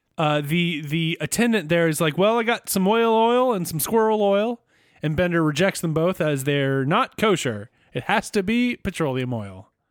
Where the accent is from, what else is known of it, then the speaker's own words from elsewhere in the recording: United States; as an American